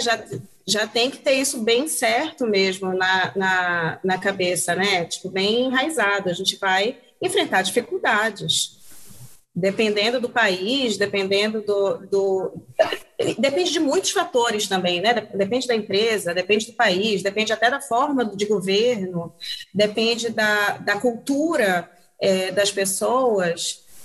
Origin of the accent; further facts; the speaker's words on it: Belém, Pará, Brazil; moved away as an adult; also born or lived in Norway / Canada; eu, sou de Belém do Pará, me formei em jornalismo aqui em Belém do Pará